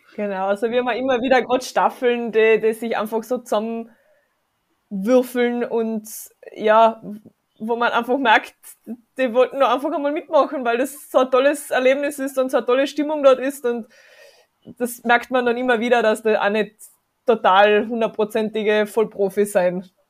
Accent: South Tyrol, Trentino-Alto Adige, Italy; moved away; also born or lived in Carinthia; ich bin ursprünglich aus Südtirol

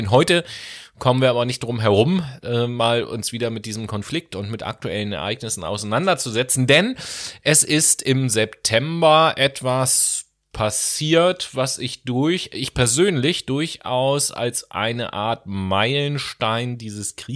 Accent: Horn-Bad Meinberg, North Rhine-Westphalia, Germany; moved away; an Hornbach-Meinberg. an die City, wo ich herkomme, das ist das Dorf.

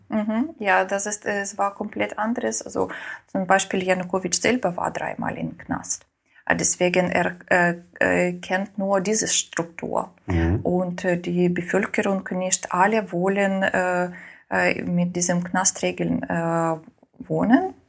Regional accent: Ukraine; first language Russian; German is a second language; moved away; also born or lived in Moscow, Russia; Muttersprache war Russisch. aber in der Schule habe ich auf Ukrainisch äh, gelernt

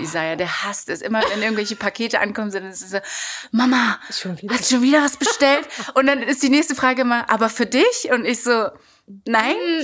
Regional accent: Berlin, Germany; ich bin in Kreuzberg groß geworden

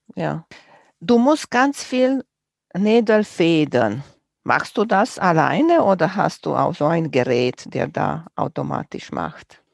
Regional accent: Romania; moved away; Ich bin groß geworden in Rumänien

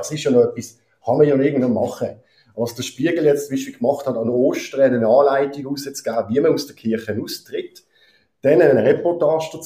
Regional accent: Basel, Basel-Stadt, Switzerland; sogar Basel-Stadt, wo ich herkomme, hat angefangen, die goldige Fallschirm langsam

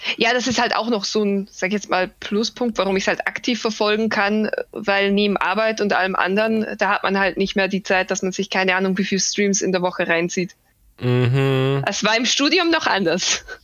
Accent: Bavaria, Germany; ich komme zwar aus Bayern und zwar wirklich aus dem größten, wie gesagt, Pampa direkt am Land

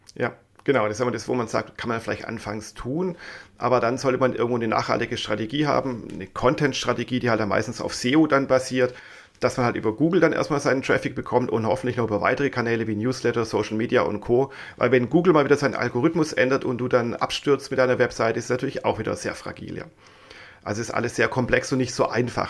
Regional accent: Swabia, Germany; accent: Swabian; ich bin ja eigentlich Schwabe, wie man immer wieder mal raushört.

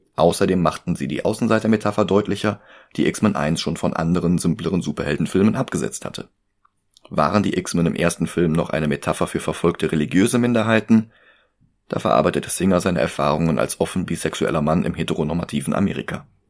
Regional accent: Germany; Ich bin Deutscher

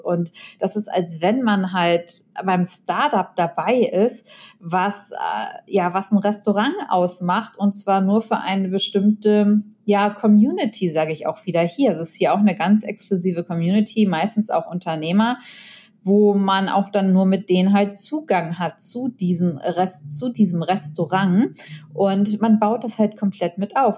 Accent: Germany; Deutschland in meiner Heimat

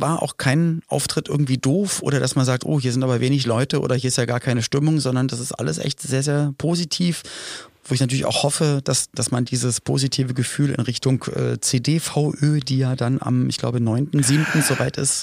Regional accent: Germany; ein paar Kilometer entfernt von meinem Geburtsort

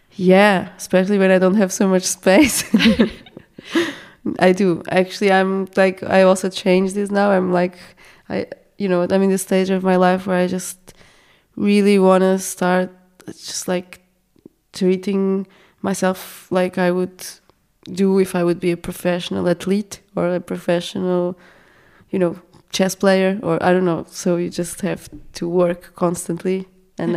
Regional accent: Portugal; now in Austria; I come from Portugal

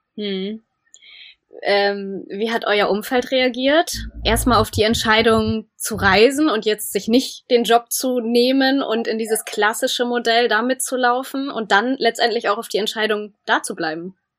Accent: Germany; wir als Deutsche

